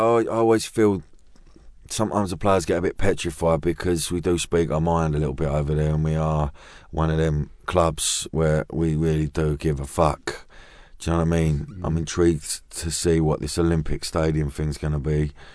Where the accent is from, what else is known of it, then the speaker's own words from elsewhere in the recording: London, United Kingdom; I'm from Custom House Canning mm. Town